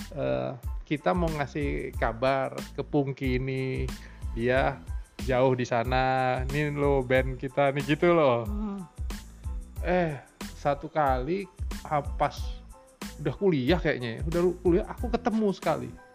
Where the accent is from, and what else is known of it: Rumbai, Riau, Indonesia; born or raised there